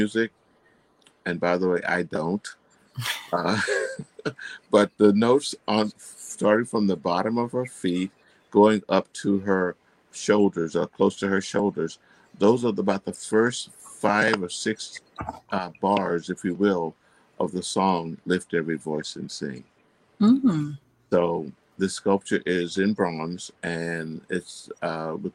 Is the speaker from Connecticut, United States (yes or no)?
no; Fort Meade, Florida, United States; I'm from Fort Meade, Florida. I was raised in a wooden frame house